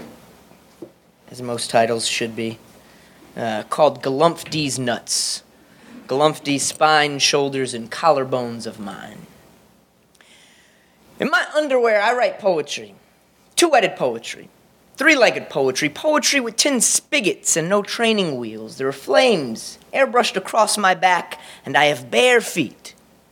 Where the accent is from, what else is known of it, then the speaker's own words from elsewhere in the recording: New Orleans, Louisiana, United States; now in Austin, United States; I live in Austin, Texas, but I hail from New Orleans